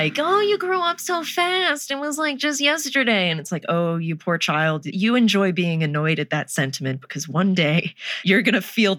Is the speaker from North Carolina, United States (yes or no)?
yes; Wilmington, North Carolina, United States; now in Los Angeles, United States; my hometown, Wilmington.